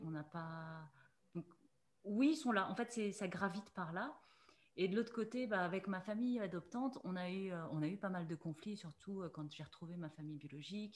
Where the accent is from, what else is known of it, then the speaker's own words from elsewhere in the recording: Mulhouse, Grand Est, France; je suis née en Alsace, je suis née à Mulhouse